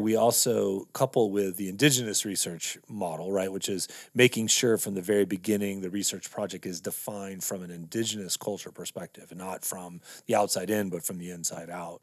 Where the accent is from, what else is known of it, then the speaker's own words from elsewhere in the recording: Texas, United States; moved away as an adult; also born or lived in California; now in Montana, United States; I grew up in Texas and then went to school in California